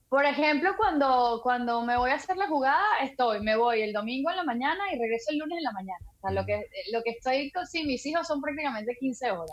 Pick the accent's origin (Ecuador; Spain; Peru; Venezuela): Venezuela; moved away; Sí, soy venezolana, pura cepa